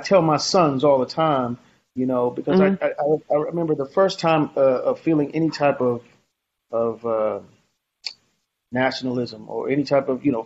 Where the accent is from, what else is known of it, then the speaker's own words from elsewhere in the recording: New York City, New York, United States; I grew up in Harlem